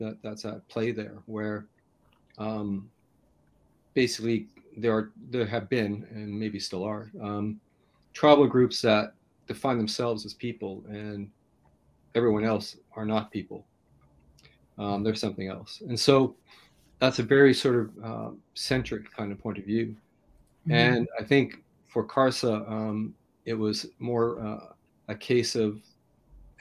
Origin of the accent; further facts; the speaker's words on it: Canada; I grew up in Canada, I'm pretty much in a state of poverty